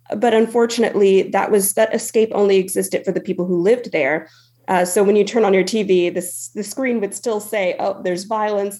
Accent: Stockton, California, United States; being from Stockton

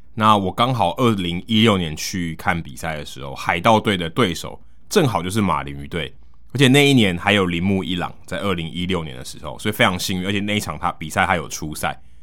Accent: Taiwan; 他因为看到我是从台湾来的

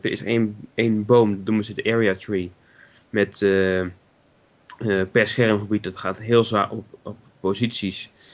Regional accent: Netherlands; we als Nederlanders

